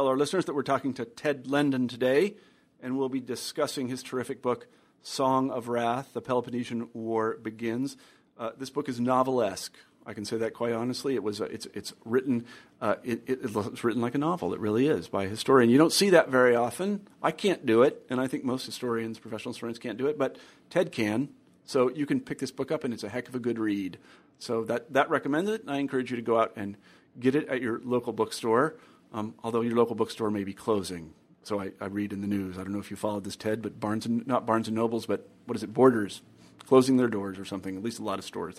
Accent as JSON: {"language": "English", "region": "Kansas", "country": "United States", "tie": "born or raised there", "lives_now": "Iowa City, United States", "said": "I grew up in Kansas. That's very different than Japan, but still."}